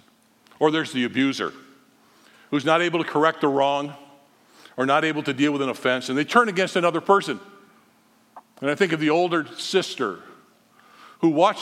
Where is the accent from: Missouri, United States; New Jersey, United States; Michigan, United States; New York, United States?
Michigan, United States; Holland; We were growing up in Holland, nice, calm little city